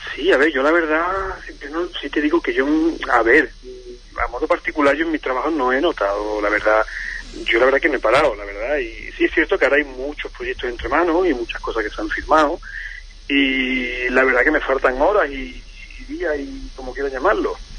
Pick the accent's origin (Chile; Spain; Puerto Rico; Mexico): Spain; Huelva, Andalusia; moved away; soy de Huelva como bien y tal yo muchísimo tiempo aquí pero sí es verdad que me une a Huelva mi, mi familia